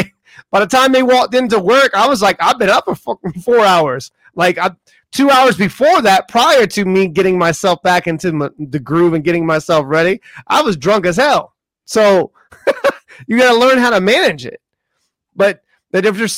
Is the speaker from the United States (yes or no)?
yes; the South, United States; moved away; I'm from the South